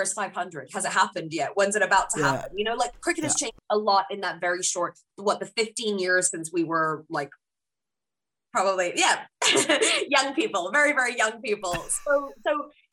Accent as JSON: {"language": "English", "country": "United Kingdom", "moved": "yes", "lives_now": "New Zealand", "said": "as a British Pakistani"}